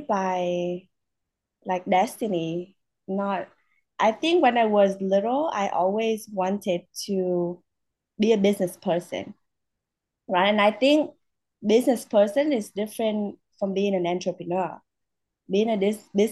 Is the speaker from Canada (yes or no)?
no; Vietnam; now in United States; I'm from Vietnam